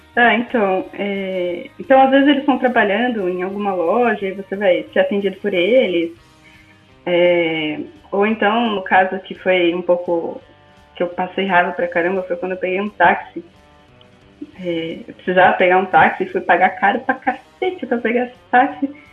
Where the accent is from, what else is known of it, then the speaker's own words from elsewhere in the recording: Brazil; now in Europe; eu não nasci na Europa, eu nasci no Brasil